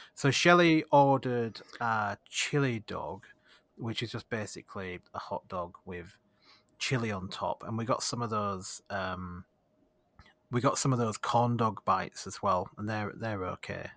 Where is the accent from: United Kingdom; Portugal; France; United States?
United Kingdom; Leeds, Yorkshire and the Humber; do I say Yorkshire or do I say Leeds?